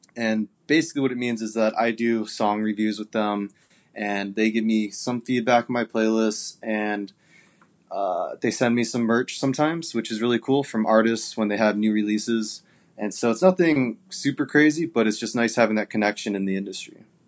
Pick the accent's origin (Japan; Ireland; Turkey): Japan; now in Arizona, United States; I'm from Japan originally, but I'm living in Arizona right now.